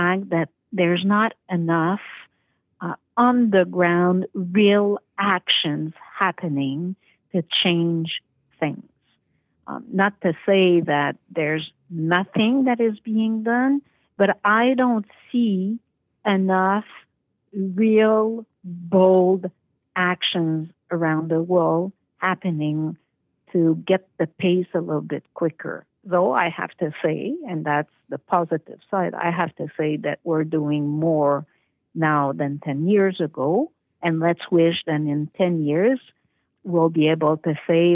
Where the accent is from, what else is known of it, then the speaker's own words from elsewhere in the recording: South Shore of Montreal, Quebec, Canada; moved away as an adult; also born or lived in Toronto; now in Paris, France; I grew up in a very conventional family with a older brother in a small town / village south shore of Montreal